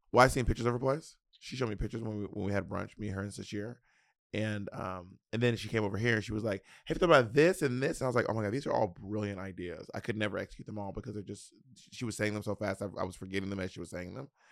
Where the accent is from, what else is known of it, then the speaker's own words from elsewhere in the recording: the South, Southern United States, United States; accent: Southern twang; I have a little bit of a Southern twang